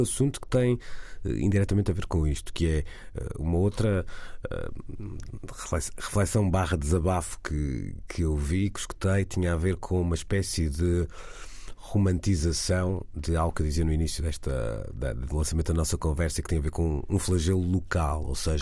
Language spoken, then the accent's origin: Portuguese; Porto, Porto District, Portugal; accent: Porto; como portuense